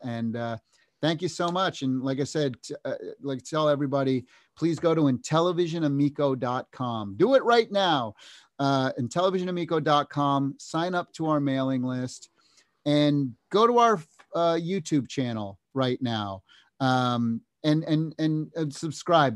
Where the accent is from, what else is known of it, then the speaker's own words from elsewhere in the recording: United States; We're from the United States. We're from, we're Americans